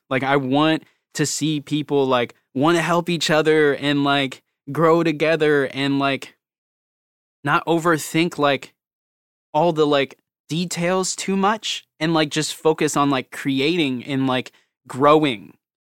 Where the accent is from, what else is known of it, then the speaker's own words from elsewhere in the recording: Virginia, United States; accent: country; I'm, like, from, like, Virginia right by D C, like, military everywhere